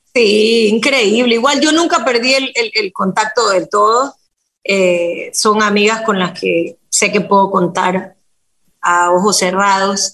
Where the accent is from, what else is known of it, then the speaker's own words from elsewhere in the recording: Guayaquil, Guayas, Ecuador; nací en Guayaquil